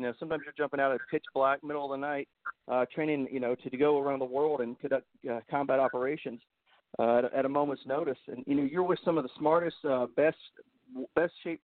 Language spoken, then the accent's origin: English; Northeast Tennessee, United States; I grew up in Northeast Tennessee, which is where the first congressional district is.